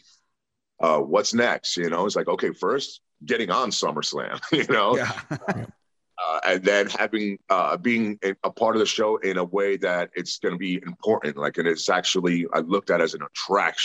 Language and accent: English; New York City, New York, United States; growing up in the Bronx, New York